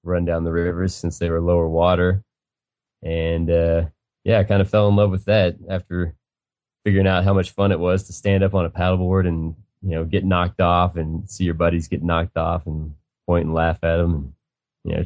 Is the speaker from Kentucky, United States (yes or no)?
yes; Western Kentucky, United States; moved away as an adult; now in Denver, United States; I grew up in Western Kentucky